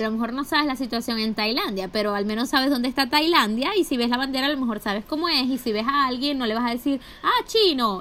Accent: Maracaibo, Zulia, Venezuela; Yo soy maracucha

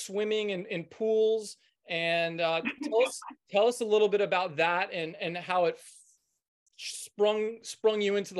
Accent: Washington, District of Columbia, United States; I'm from Washington DC originally, so Ocean City was my home beach growing up.

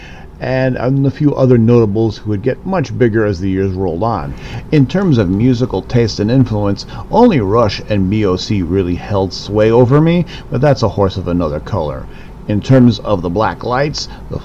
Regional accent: Chicago, Illinois, United States; born and raised in the Windy City back in the 70s and 80s

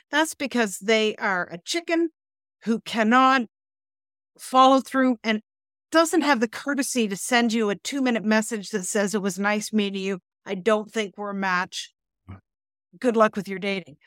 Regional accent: Canada; we're Canadian

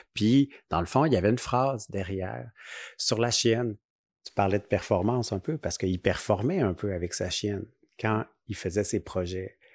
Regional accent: Rimouski, Quebec, Canada; moved away; on vient de Rimouski. Donc, on s'est connus à la polyvalente

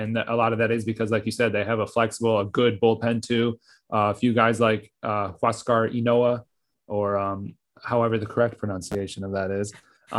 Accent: Atlanta, Georgia, United States; I'm basically from Atlanta is what I'm trying to say.

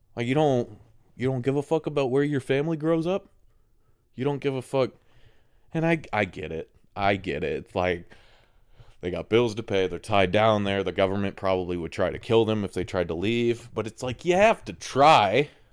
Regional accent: United States; a guy that's in America, so I'm very American thinking

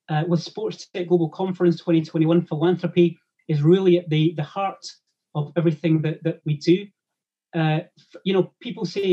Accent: Grangemouth, Scotland, United Kingdom; growing up in Grangemouth in Scotland

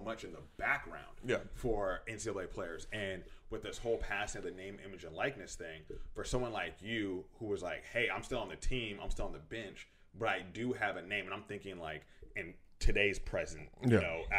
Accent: Los Angeles, California, United States; I'm from Reseda.

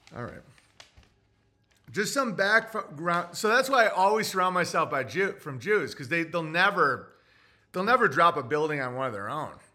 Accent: Oswego, New York, United States; I'm from Oswego

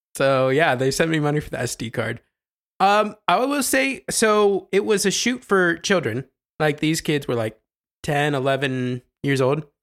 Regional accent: Ohio, United States; I'm from Ohio

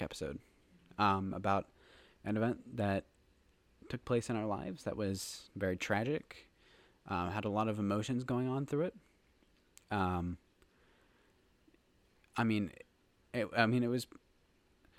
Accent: Hershey, Pennsylvania, United States; growing up in Hershey

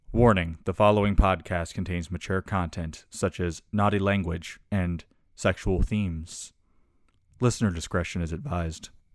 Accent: South Carolina, United States; I'm from South Carolina, so my redneck family

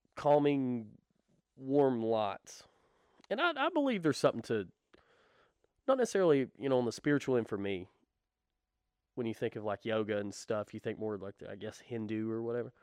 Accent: the Bible Belt, United States; we were raised in the Bible Belt.

